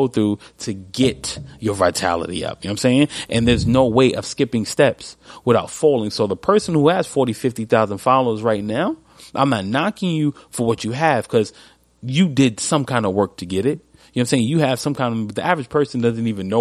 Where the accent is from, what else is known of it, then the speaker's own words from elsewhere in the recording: New York, United States; I'm from New York.